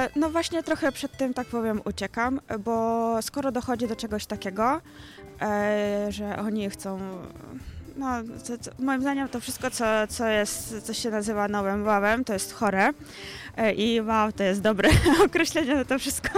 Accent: Ukraine; now in Poland; jestem Ukrainką

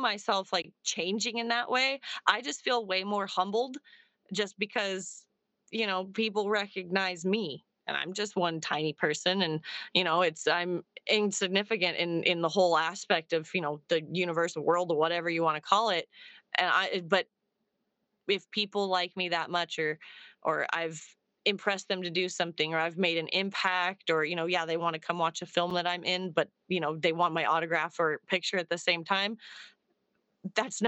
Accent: Arizona, United States; I'm from Arizona.

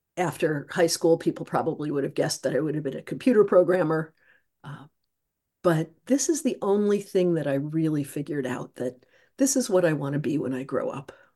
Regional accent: Midwest, United States; now in Troy, United States; I grew up in the Midwest

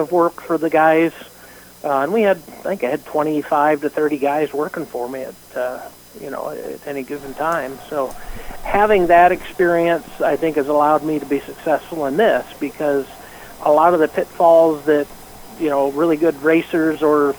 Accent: Pennsylvania, United States; moved away; I grew up in Pennsylvania, so we'd go to State Line Speedway

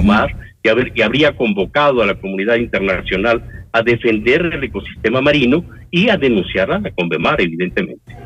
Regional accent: Ecuador; los ecuatorianos que nacemos en el Ecuador tenemos nacionalidad ecuatoriana

